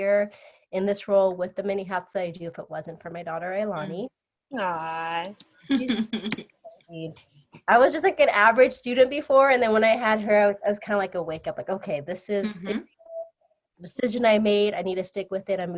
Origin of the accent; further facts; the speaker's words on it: Mendocino County, California, United States; moved away; I'm originally from Mendocino County. So way up Northern California.